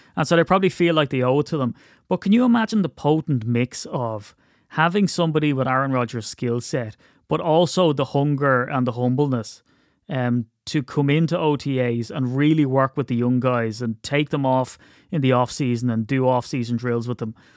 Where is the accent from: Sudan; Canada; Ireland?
Ireland; I'm Irish